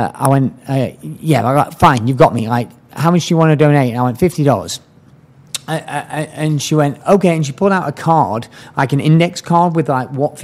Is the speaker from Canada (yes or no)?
no; England, United Kingdom; moved away; I'm from England.